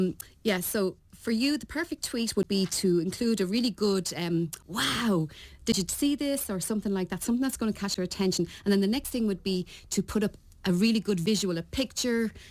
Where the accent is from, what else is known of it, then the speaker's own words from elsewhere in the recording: Ireland; accent: Irish; moved away; There's my Irish accent. They're all slagging me about my Irish accent